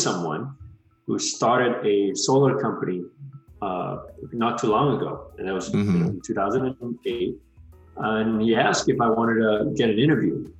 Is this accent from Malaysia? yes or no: yes; Malaysia; moved away as an adult; also born or lived in Georgia, United States; I'm originally from Malaysia. I was a transfer student from Malaysia. I did 2 years of college there and then transferred over in 2006 to Georgia Tech